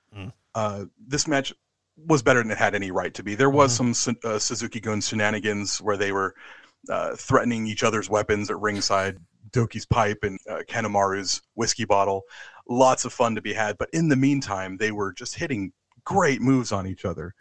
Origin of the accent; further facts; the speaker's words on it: United States; now in London, United Kingdom; I'm I'm an American living in London